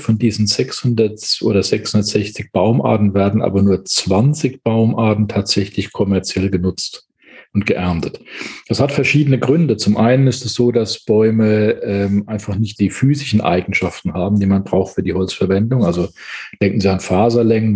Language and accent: German; Palatinate Forest, Rhineland-Palatinate, Germany; Ich bin im Pfälzer Wald aufgewachsen